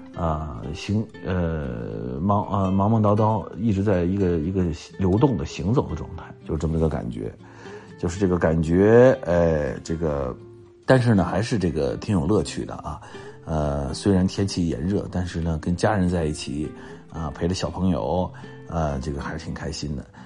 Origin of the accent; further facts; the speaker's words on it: Nanchang, Jiangxi, China; 这个我是在南昌出生的啊，因为我小的时候文化大革命的时候，我，我爸爸在江西省化工作，所以我就出生在南昌